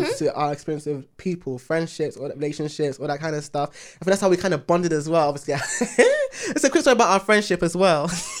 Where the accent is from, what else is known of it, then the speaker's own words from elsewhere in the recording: Ghana; being Ghanaian